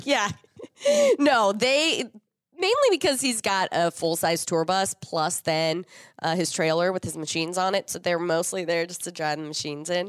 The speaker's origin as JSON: {"language": "English", "region": "Minnesota", "country": "United States", "said": "being a Minnesotan, I have every piece of cold weather gear that I could possibly need"}